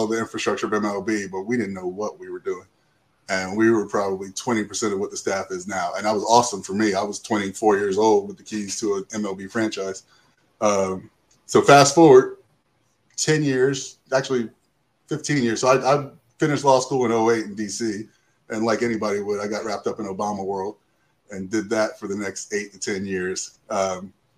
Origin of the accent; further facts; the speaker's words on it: Tallahassee, Florida, United States; moved away as an adult; also born or lived in Atlanta; born and raised in Tallahassee, I grew up downtown by Myers Park